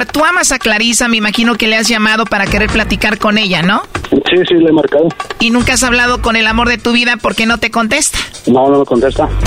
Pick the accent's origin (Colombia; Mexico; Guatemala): Mexico; Michoacán; No, yo soy de Michoacán.